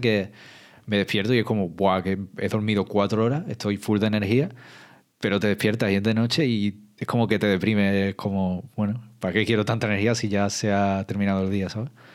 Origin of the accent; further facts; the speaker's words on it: Andalusia, Spain; como andaluz